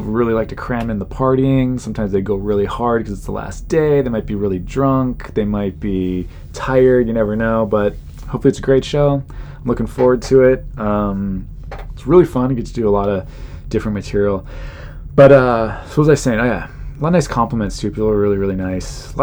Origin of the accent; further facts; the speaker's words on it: Southern California, United States; I'm from Southern California and my parents are still alive and they still live there